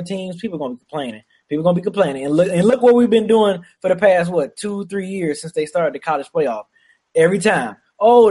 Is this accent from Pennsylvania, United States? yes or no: no; Michigan, United States; my home state, I was hoping to see Michigan slide in there